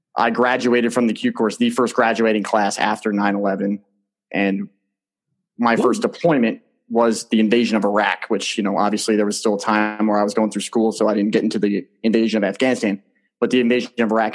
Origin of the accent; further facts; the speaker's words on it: New Jersey, United States; growing up in New Jersey in that community